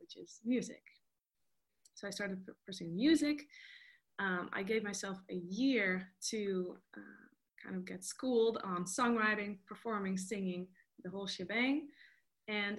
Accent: Netherlands; moved away as an adult; now in Los Angeles, United States; I'm half Costa Rican, half Dutch. I was born and raised in Holland, and then I moved to Los Angeles about 4 years ago

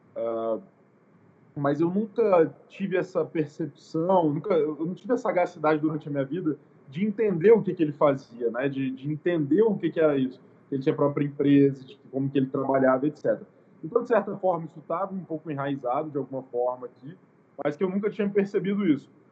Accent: Guarapari, Espírito Santo, Brazil; also born or lived in Vitória; eu sou nascido aqui em Guarapari, então não sou nem de Vitória, nem na capital

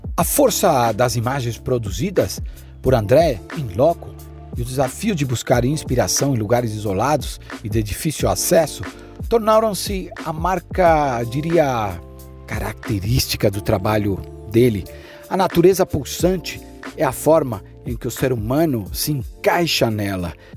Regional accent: Chile; a metade da montanha está na metade da minha terra onde eu nasci, no Chile

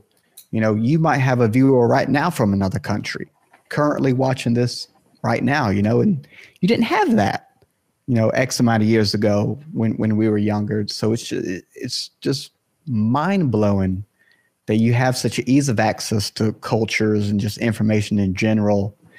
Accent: the South, United States; and again, I'm from the South here in the state.

